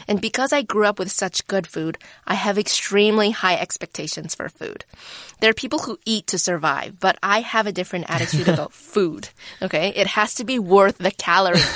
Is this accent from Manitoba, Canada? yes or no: no; Vancouver, British Columbia, Canada; I grew up in Vancouver